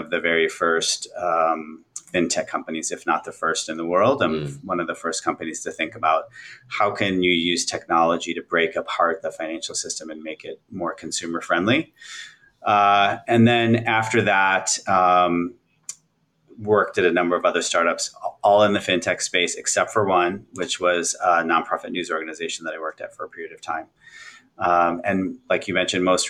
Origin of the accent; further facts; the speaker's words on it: outside of Milwaukee, Midwest, Wisconsin, United States; moved away; I grew up in the Midwest originally outside of Milwaukee